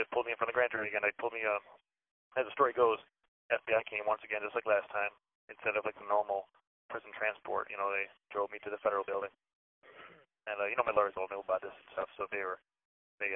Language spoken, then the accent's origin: English; Chicago, Illinois, United States; I'm from Chicago.